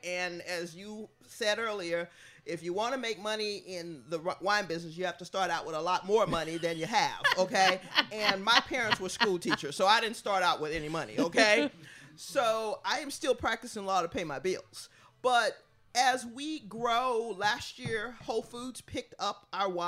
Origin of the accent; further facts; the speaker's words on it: Texas, United States; now in California, United States; I'm originally from Texas